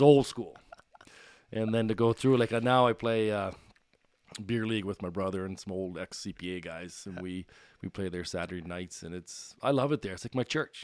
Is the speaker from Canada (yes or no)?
yes; Bedford, Nova Scotia, Canada; born or raised there; also born or lived in Sydney, Cape Breton